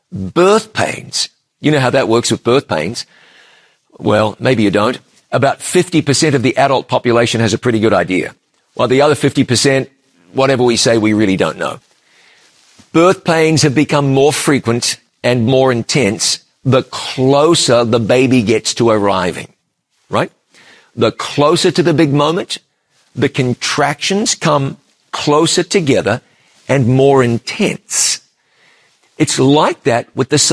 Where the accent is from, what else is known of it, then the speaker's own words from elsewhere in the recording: New Zealand; my home country of New Zealand